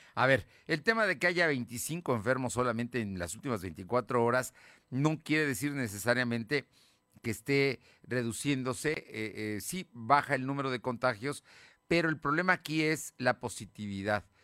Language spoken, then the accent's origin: Spanish; Puebla, Mexico; soy poblano, aquí he vivido siempre